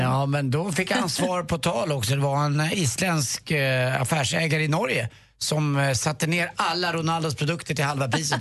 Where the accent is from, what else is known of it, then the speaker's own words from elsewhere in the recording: Stockholm, Stockholm County, Sweden; hemma på Östermalm där jag uppfödd